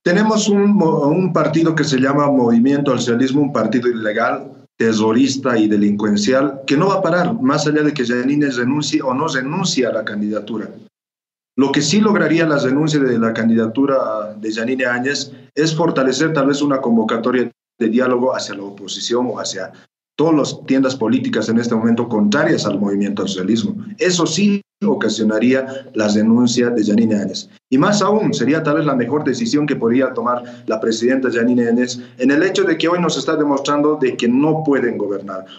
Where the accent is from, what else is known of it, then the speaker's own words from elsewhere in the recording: Bolivia; como bolivianos